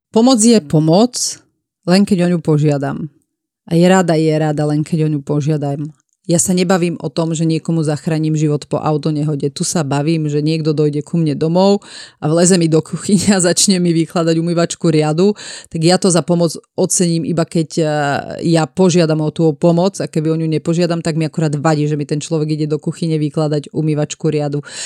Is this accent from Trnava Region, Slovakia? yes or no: yes; Piešťany, Trnava Region, Slovakia; now in Bratislava, Slovakia; ja som z Piešťan a my sme hovorili, idem pri školu